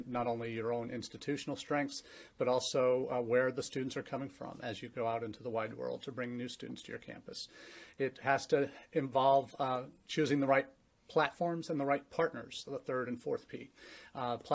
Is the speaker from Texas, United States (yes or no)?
no; St. Louis, Missouri, United States; also born or lived in England; now in Findlay, Ohio, United States; my dad's company moved him from the U.K. to the home office in St. Louis, Missouri, where I grew up